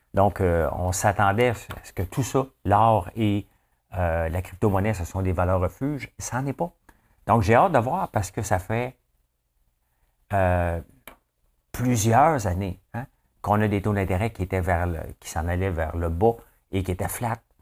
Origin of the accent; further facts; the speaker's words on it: Quebec, Canada; also born or lived in Toronto; Je suis fier du Québec. Je suis fier euh, de ce qu'on bâtit ici